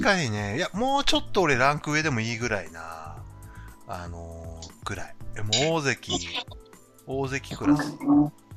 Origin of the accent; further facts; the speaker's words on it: Hokkaido, Japan; 僕、北海道出身